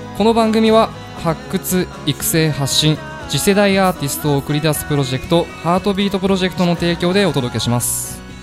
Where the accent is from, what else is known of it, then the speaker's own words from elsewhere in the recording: Ome, Tokyo, Japan; 僕はあの東京都青梅市出身のシンガーソングライターです